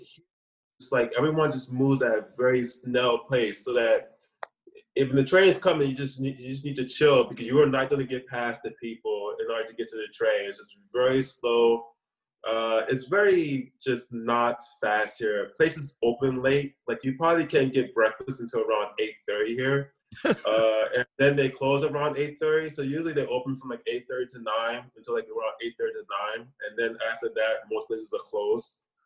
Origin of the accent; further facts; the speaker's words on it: New Orleans, Louisiana, United States; moved away as an adult; also born or lived in Atlanta, Georgia, United States / New York, United States / South Korea; now in Taiwan; my hometown, New Orleans